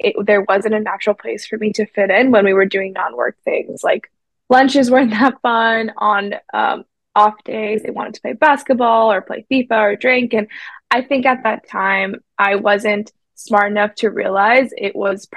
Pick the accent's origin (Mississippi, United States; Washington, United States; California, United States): California, United States; Silicon Valley; I grew up in Silicon Valley